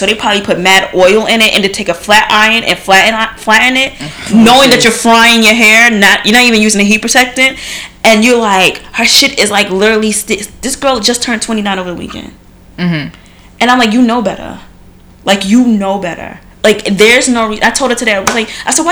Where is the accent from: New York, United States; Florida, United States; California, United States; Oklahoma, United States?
New York, United States; I'm from New York too, and I don't speak like